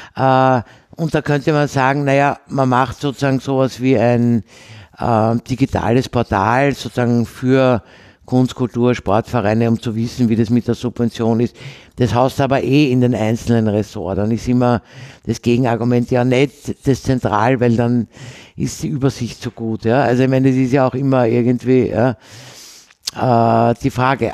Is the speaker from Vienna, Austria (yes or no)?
yes; Vienna, Austria; ich bin ja eine Wienerin, also in Wien geboren und habe sozusagen klassische Wienerin mit vier Großeltern